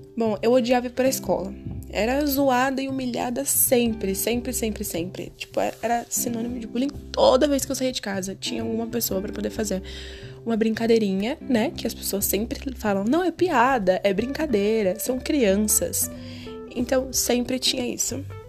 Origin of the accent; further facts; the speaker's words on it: São Paulo, Brazil; nasci e sou criada em São Paulo